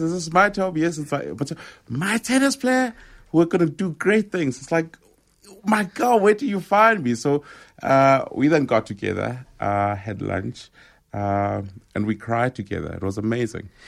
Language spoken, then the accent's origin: English; Rockville, Gauteng, South Africa; growing up in Rockville